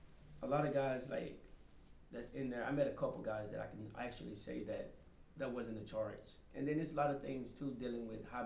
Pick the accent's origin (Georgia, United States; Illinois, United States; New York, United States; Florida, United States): Florida, United States; Yes, I was part of the Florida crew.